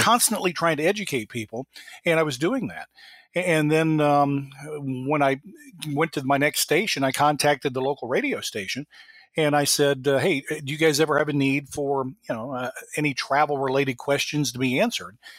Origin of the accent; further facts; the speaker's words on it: Dayton, Ohio, United States; moved away as an adult; also born or lived in Monroe, Louisiana / Florence, Alabama / Cincinnati; finally up to the Dayton area, where I got to be the general manager back in my hometown for Northwest Airlines